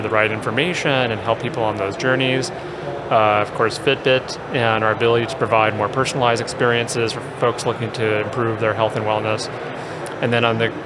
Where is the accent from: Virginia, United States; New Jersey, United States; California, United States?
California, United States; Orange County; I grew up in Orange County in California